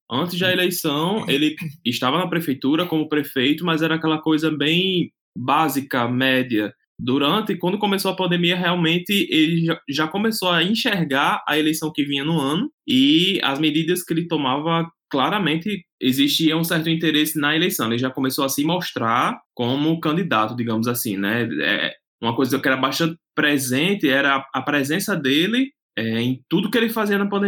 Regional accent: Natal, Rio Grande do Norte, Brazil; Nós somos aqui de Natal, Rio Grande do Norte. O podcast Ginga com Tapioca é um podcast que fala sobre tudo, principalmente da nossa cidade, mas nós falamos de tudo com o jeito potiguar.

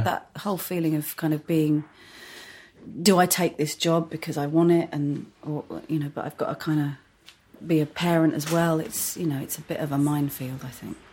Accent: Hertfordshire, East of England, United Kingdom; moved away as an adult; also born or lived in Edgware, London / Finchley, London / Crouch End, London; now in London, United Kingdom; my parents moved out to Hertfordshire. So so I've always been like on the boundary of Hertfordshire and North London.

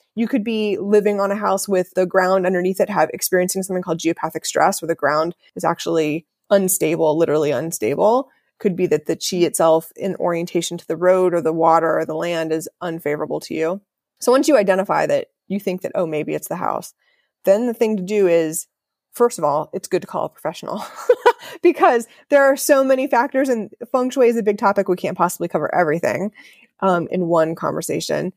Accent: Ohio, United States; I grew up in Ohio

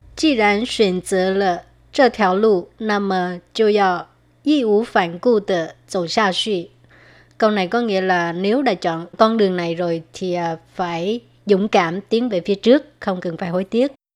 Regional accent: Vietnam; first language Vietnamese; now in Taiwan; hồi ở Việt Nam

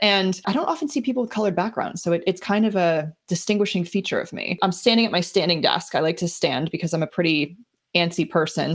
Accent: New Jersey, United States; now in Boston area, United States; I'm from New Jersey originally

